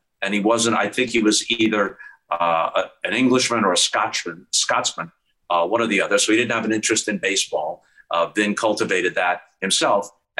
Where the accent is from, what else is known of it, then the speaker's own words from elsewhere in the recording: New York, United States; also born or lived in California; when I was in the backyard playing wiffle ball or playing stickball in the streets in New York